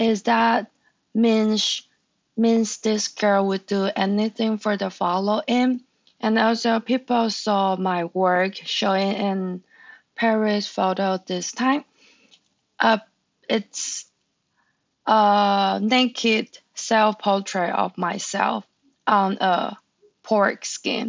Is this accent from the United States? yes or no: no; Taiwan; English is a second language; moved away; I'm from Taiwan.